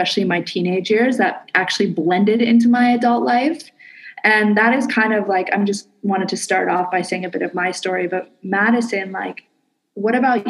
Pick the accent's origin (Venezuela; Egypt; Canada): Canada; now in Indonesia